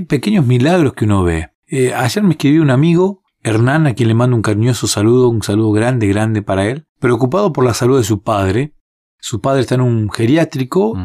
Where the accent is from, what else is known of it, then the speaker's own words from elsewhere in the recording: Argentina; En un país como el nuestro, como Argentina